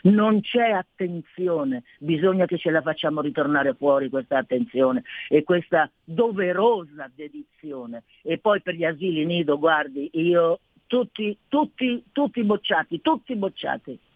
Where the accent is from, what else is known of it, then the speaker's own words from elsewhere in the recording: Milan, Lombardy, Italy; io dico che ho passato un'infanzia felicissima, io sono del Corvetto, i bambini erano curati, mai lasciati soli